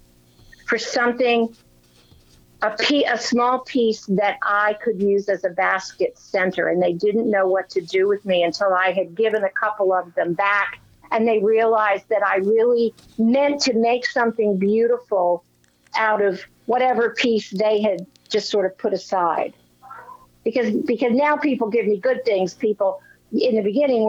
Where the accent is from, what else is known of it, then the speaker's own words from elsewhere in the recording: Bethesda, Maryland, United States; moved away; I grew up in Bethesda, so I'm an old Washingtonian at heart